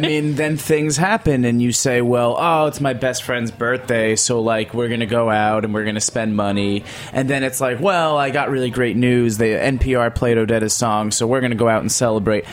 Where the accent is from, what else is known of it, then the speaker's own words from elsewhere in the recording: New York, United States; as a New Yorker